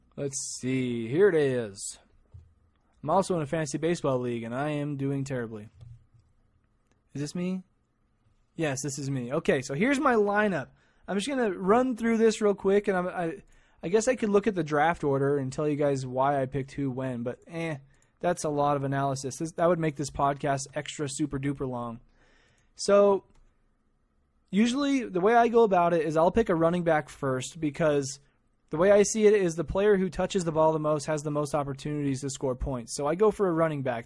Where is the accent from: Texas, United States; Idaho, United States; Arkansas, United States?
Idaho, United States; Idaho Falls; I'm actually from a place called Idaho Falls, Idaho